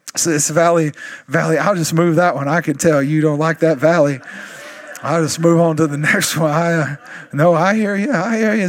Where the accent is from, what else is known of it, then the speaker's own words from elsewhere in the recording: East Texas, United States; I'm still from East Texas